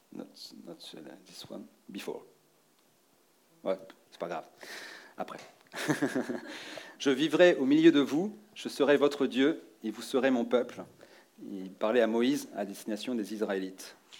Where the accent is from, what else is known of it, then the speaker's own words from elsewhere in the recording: Rennes, Brittany, France; Je viens de Bretagne, de Rennes